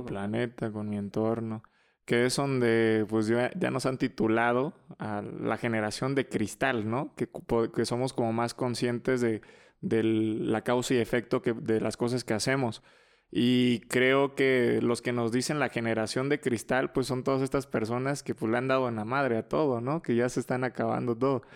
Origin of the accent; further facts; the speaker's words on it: Mexico; somos mexicanos muy capaces